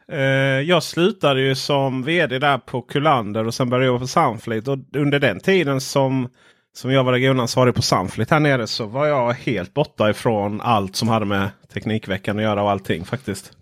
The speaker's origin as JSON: {"language": "Swedish", "area": "Stenjulsmåla, northern Ronneby municipality", "region": "Blekinge", "country": "Sweden", "moved": "yes", "said": "Jag kommer från Stenjulsmåla, denna världsmetropol."}